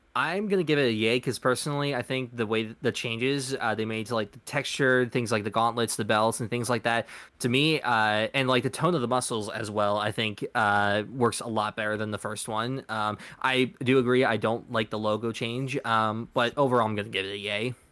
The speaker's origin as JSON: {"language": "English", "country": "United States", "said": "we're from America"}